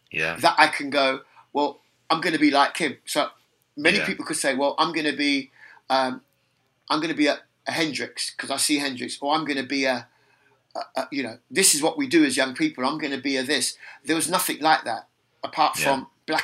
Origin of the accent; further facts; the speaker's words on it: London, United Kingdom; accent: London; my accent is London. Why? Because I was born in London. Because everybody around me speaks like this.